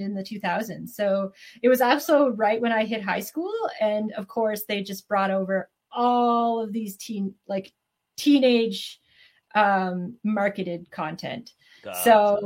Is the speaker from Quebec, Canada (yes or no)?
no; Trenton, Ontario, Canada; I'm actually from like a really small town called Trenton, Ontario. Very military. And so Canadian